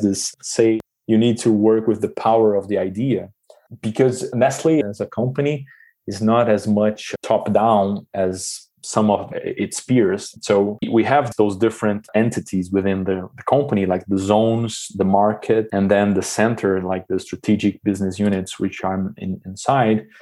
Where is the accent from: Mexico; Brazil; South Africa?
Brazil; moved away as an adult; now in Switzerland; growing up in Brazil